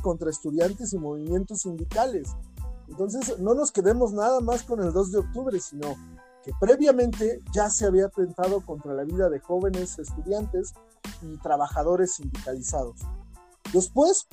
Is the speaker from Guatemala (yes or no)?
no; Mexico; todos nosotros los mexicanos